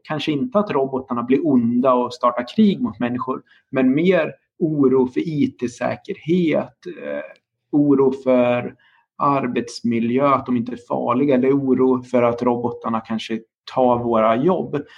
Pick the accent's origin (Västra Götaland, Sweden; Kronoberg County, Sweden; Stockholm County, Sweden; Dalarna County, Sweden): Dalarna County, Sweden; now in Linköping, Sweden; Jag är också uppvuxen på landsbygden i Dalarna